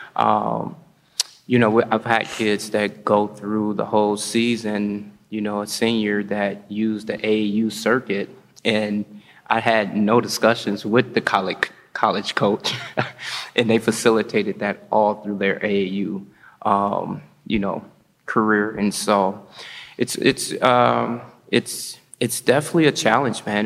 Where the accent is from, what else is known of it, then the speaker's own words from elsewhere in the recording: Gary, Indiana, United States; now in Madison, United States; I come from Gary, Indiana